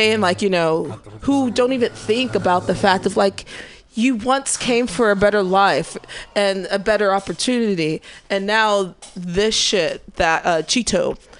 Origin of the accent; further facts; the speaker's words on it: Missouri, United States; I am from Missouri.